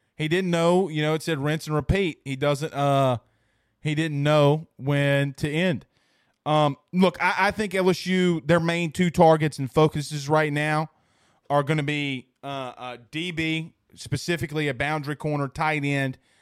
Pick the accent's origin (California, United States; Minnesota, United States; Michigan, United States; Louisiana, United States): Louisiana, United States; Franklinton; also born or lived in Amite, Louisiana; I grew up in Franklinton with divorced parents.